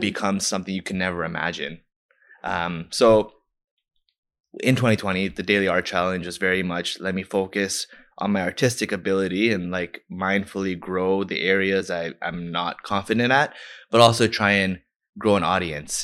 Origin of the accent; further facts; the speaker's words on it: Toronto, Ontario, Canada; I'm from Scarborough